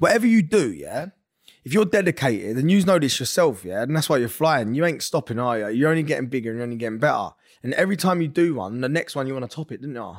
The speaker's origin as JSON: {"language": "English", "region": "London", "country": "United Kingdom", "also_born_or_lived": "Essex", "moved": "yes", "said": "I'm from North London. We moved to Essex."}